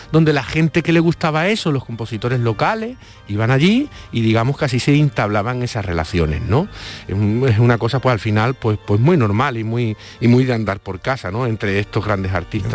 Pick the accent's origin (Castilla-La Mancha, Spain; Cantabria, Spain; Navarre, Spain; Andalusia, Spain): Andalusia, Spain; Málaga; muchas veces se nota que uno es malagueño